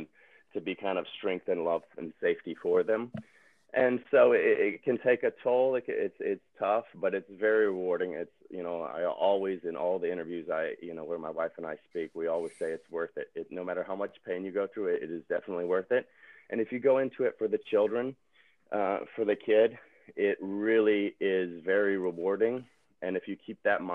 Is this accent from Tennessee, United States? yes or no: yes; Tennessee, United States; now in California, United States; I'm from Tennessee, my wife is from Wisconsin. We don't have any family here